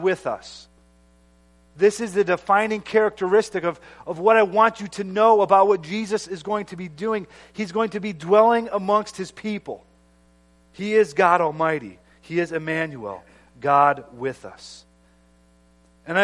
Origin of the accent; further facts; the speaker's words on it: United States; as an American